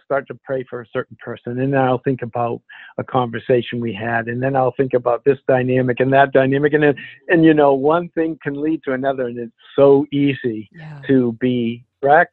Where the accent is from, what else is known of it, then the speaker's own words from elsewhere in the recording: Alna, Maine, United States; also born or lived in Rockland, Maine; I grew up in Alna, which is 300 people, in Rockland, which is a small town in Maine